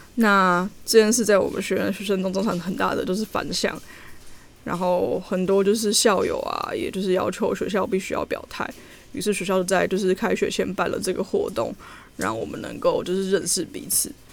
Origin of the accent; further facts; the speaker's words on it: Taiwan; moved away; 我们这两个台湾人